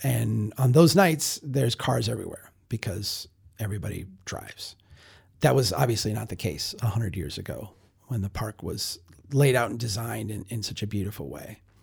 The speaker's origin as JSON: {"language": "English", "town": "Brainerd", "region": "Minnesota", "country": "United States", "tie": "born or raised there", "said": "Brainerd, my hometown"}